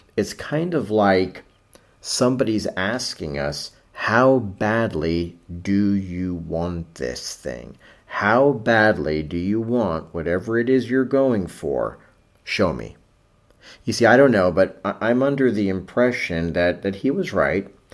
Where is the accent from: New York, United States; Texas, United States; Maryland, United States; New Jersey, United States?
New York, United States; New York City; I grew up in New York City in the seventies